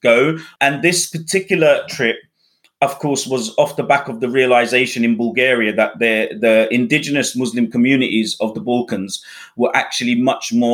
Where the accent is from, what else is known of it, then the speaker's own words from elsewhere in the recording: United Kingdom; also born or lived in Bangladesh; I was brought up in the UK and therefore I'm very European